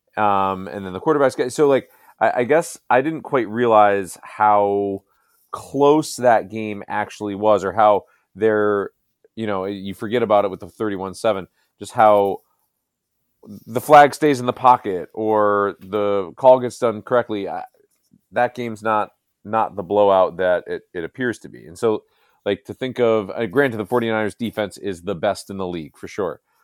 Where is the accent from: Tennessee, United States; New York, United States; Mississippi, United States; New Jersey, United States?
New Jersey, United States; Northern; I grew up in New Jersey